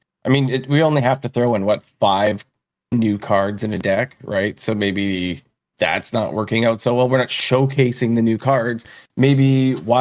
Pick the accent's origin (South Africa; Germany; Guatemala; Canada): Canada; as a Canadian